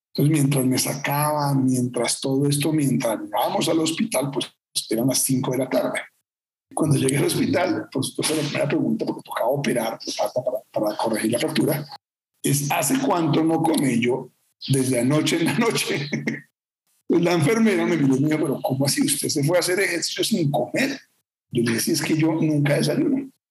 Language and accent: Spanish; Bogotá, Colombia; Yo soy bogotano